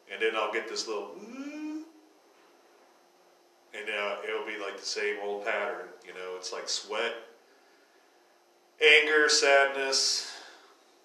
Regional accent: Northeast Ohio, United States; moved away; growing up in Northeast Ohio, it's fucking violent there

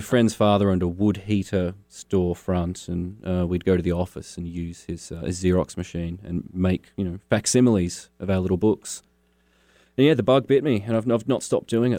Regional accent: Launceston, Tasmania, Australia; also born or lived in Hobart, Tasmania; I grew up in Launceston

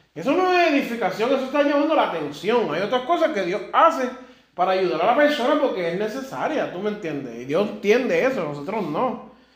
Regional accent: Puerto Rico; also born or lived in Germany; Yo soy puertorriqueño y alemán

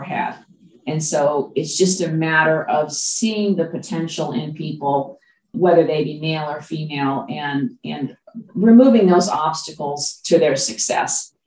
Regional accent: Los Angeles, California, United States; born or raised there; moved away as an adult; also born or lived in Dallas, Texas; now in Pacific Northwest, United States

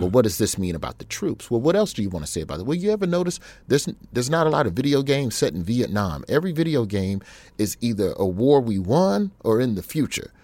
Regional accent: Birmingham, Alabama, United States; also born or lived in Memphis, Tennessee; We moved to Birmingham from Memphis when I was in the third grade

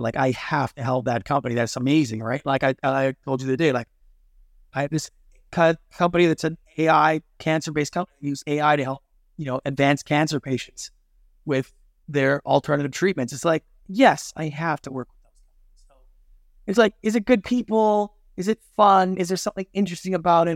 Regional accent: Canada; moved away as an adult; now in Los Angeles, United States; I'm Canadian by birth

